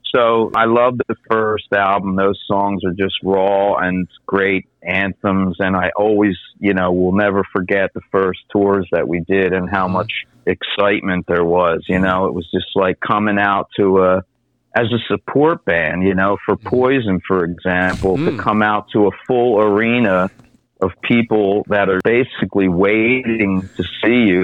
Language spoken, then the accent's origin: English; Conshohocken, Pennsylvania, United States; moved away as an adult; now in Fulda, Germany; I'm originally from the Philly suburbs, born and raised in a town called Conshohock in Pennsylvania, and uh, grew up there